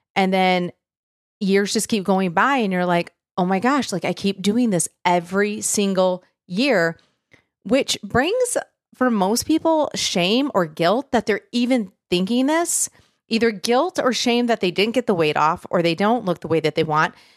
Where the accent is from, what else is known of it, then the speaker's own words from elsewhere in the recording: Michigan, United States; moved away as an adult; now in Tennessee, United States; I'm from Michigan originally